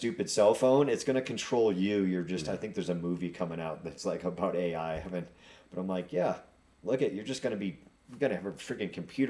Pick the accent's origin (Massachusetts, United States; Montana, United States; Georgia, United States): Massachusetts, United States; Nantucket; moved away; I grew up on Nantucket Island.